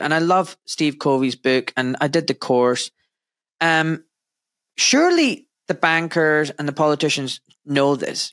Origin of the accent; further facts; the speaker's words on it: Glasgow, Scotland, United Kingdom; I was born in Scotland in wet, wet and very grey Glasgow.